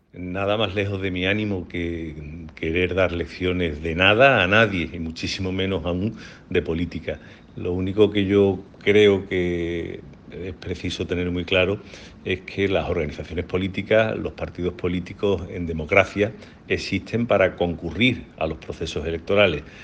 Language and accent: Spanish; Andalusia, Spain